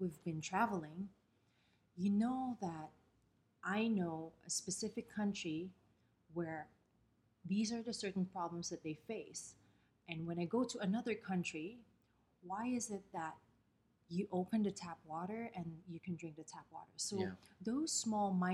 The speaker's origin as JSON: {"language": "English", "town": "Pateros", "region": "Metro Manila", "country": "Philippines", "moved": "as an adult", "lives_now": "Dubai, United Arab Emirates", "said": "I'm from the smallest town in the capital of the Philippines, Manila"}